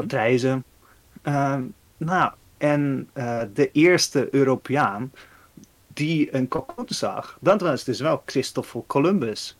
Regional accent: Netherlands; ik als Nederlander

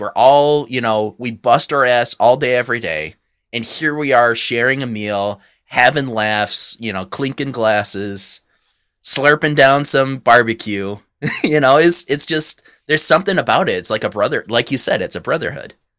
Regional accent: near Frankenmuth, Michigan, United States; moved away; Frankenmuth is right next to my hometown, or, you know, pretty short drive from there

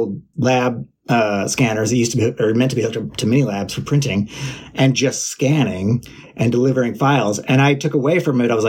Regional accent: Minneapolis, Minnesota, United States; moved away as an adult; I'm from Minneapolis originally

